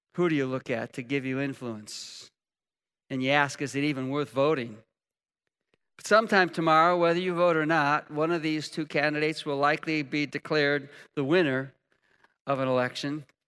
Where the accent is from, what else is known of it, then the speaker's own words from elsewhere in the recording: United States; We're Americans